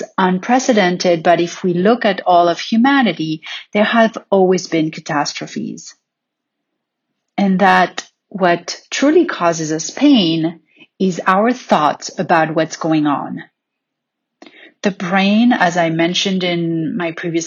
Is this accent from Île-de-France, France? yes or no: yes; Paris, Île-de-France, France; growing up in Paris